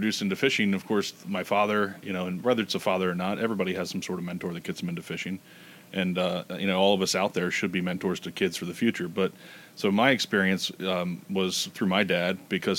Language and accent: English; Maryland, United States; now in Baltimore, United States; I live in the city and, you know, grew up in the suburbs.